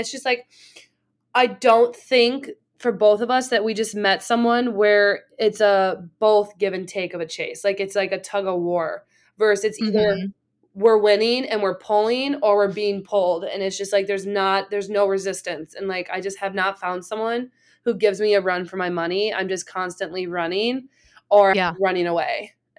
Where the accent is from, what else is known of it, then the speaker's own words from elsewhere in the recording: Milwaukee, Wisconsin, United States; I grew up in Milwaukee. Shit gets stolen and busted too.